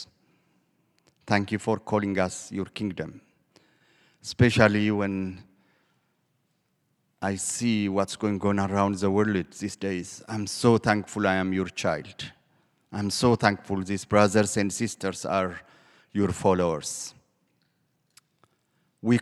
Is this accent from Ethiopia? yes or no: yes; Ethiopia; moved away; I am originally from Ethiopia